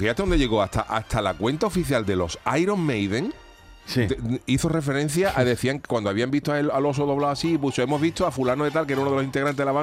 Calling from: Málaga, Andalusia, Spain; Buenos días … de Málaga.

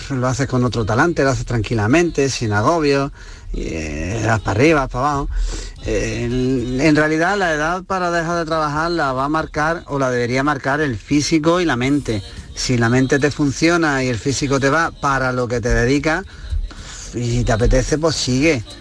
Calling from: Granada, Andalusia, Spain; Hola, buenas tardes. Soy … de Granada.

